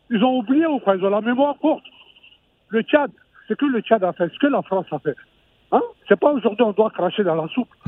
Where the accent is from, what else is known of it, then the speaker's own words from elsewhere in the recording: Mali; Nous sommes tous des Maliens.